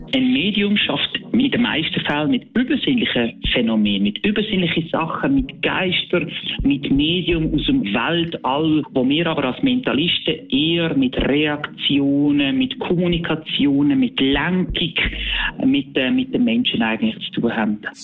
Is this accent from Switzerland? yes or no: yes; Basel, Basel-Stadt, Switzerland; Ich bin aus Basel